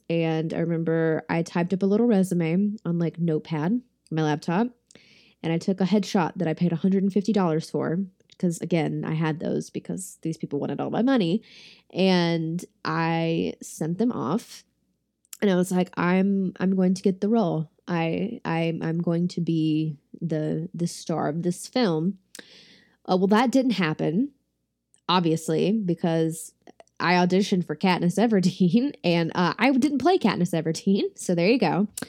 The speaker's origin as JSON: {"language": "English", "region": "the South", "country": "United States", "said": "I'm from the South, so I'm very familiar with this"}